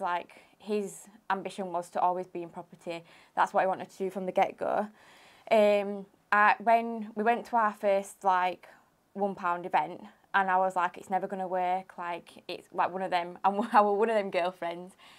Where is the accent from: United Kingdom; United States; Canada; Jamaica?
United Kingdom; Huddersfield, Yorkshire and the Humber; I'm from Huddersfield.